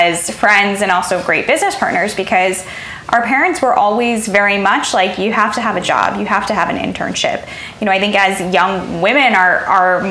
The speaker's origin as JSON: {"language": "English", "town": "Chicago", "region": "Illinois", "country": "United States", "tie": "born or raised there", "said": "I love my hometown"}